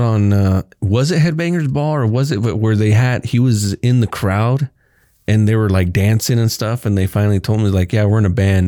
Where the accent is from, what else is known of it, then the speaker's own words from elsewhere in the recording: Kansas, United States; also born or lived in Texas / Garden City, Kansas / Liberal, Kansas; I moved from Texas in fourth grade to fifth grade to Kansas